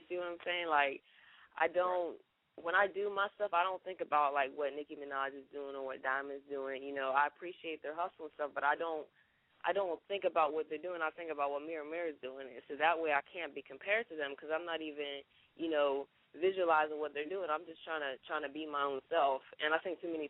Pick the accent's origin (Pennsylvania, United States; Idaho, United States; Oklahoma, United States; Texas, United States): Pennsylvania, United States; Pittsburgh; also born or lived in Duval County, Florida; now in Jacksonville, United States; I'm originally from Pittsburgh, PA, but I represent that Duval County all day.